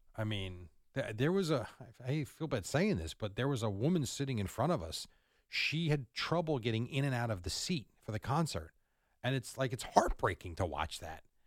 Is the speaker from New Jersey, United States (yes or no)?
yes; Jersey Shore, Long Beach Island, New Jersey, United States; also born or lived in Point Pleasant; I grew up on the Jersey Shore at, in L B